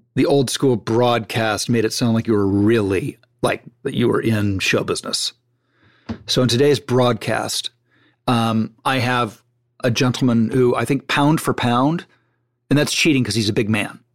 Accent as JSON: {"language": "English", "town": "Malibu", "region": "California", "country": "United States", "tie": "born or raised there", "said": "I grew up on Point Doom and Malibu"}